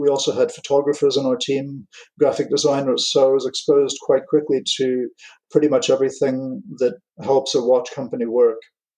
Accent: England, United Kingdom; also born or lived in United States / France; my parents are American. I grew up in England, and so I've been called Guy since... I'm not going to mention dates, but quite a long time now. And when we moved to France

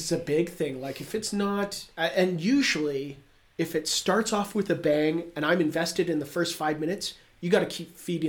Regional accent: Canada; As a Canadian, I think we have to.

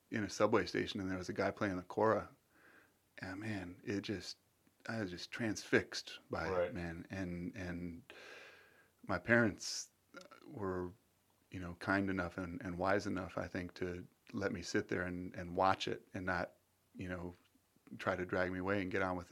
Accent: St. Petersburg, Florida, United States; moved away as an adult; also born or lived in Boston; when I was growing up in St. Pete

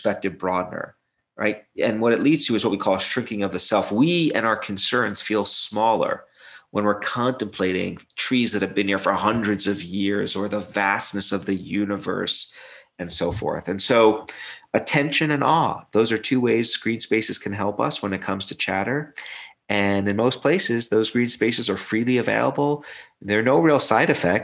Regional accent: New York City, New York, United States; I grew up in Brooklyn

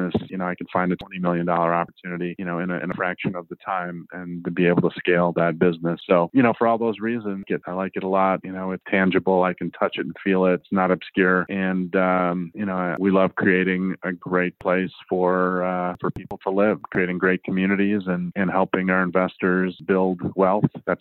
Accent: Chicago, Illinois, United States; moved away as an adult; also born or lived in Southwest Colorado; I moved out to Southwest Colorado. I'm from Chicago

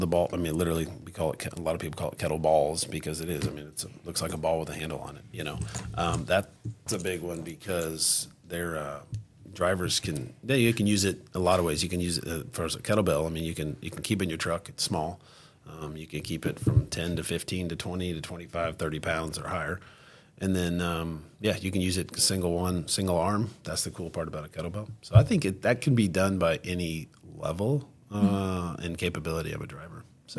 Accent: Branson, Missouri, United States; Obviously, like I said, I grew up in Branson too. So, like, we have buffets everywhere.

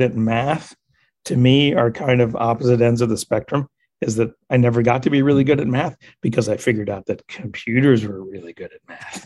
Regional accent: Ohio, United States; also born or lived in Indiana / Wisconsin / Illinois; I grew up in the Midwest, the Great Lakes states. So primarily Ohio, but also lived in Indiana and Wisconsin, Illinois, you know, that whole area in there, but mostly Ohio

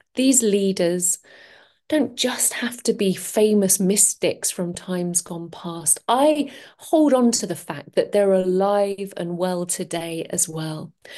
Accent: London, United Kingdom; moved away; I'm from London originally, and I used to work in the corporate world

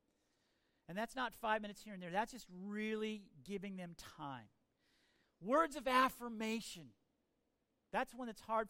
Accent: United States; I'm an American

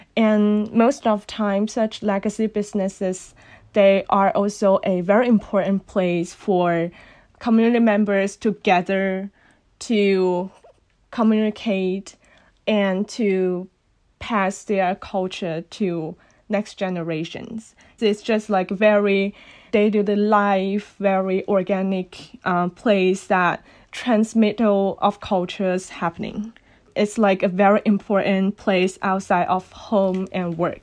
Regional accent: Guangdong, China; first language Cantonese; English is a second language; moved away as an adult; now in Los Angeles, United States; I born and raised in Guangdong Province, China

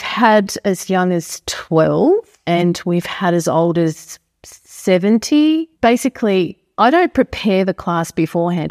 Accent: Stawell, Victoria, Australia; now in Marnoo, Australia; I was born in Stall, but I had grandparents that lived on a farm at Manabadar.

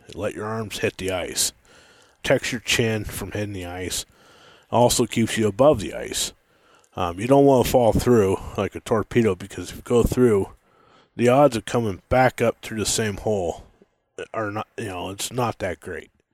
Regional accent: Montana, United States; also born or lived in Washington; I was born in Washington and, and then lived there for a while and had a pretty rough childhood there and, uh, left there when I was a, pretty young and moved to Montana.

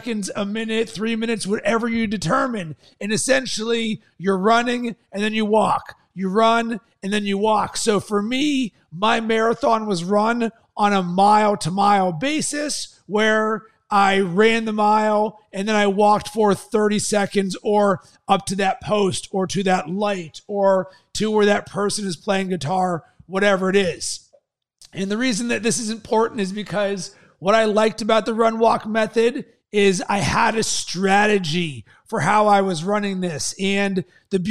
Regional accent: Pittsburgh, Pennsylvania, United States; moved away; also born or lived in Sarasota, Florida; I was raised in Pittsburgh

